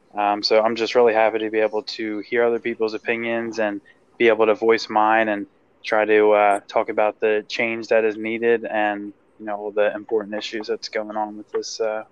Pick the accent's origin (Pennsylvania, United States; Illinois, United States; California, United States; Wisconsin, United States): Pennsylvania, United States; Willow Grove; also born or lived in Horsham, Pennsylvania; I was born and raised in Willow Grove, Pennsylvania, and I live in Horsham, Pennsylvania.